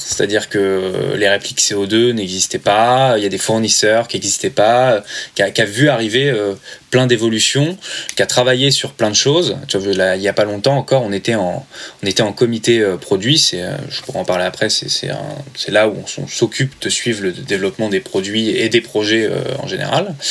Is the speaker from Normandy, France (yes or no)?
yes; Normandy, France; moved away as an adult; also born or lived in Paris; Je viens de Normandie, donc euh, j'étais à Paris, je pas, pas du tout chez moi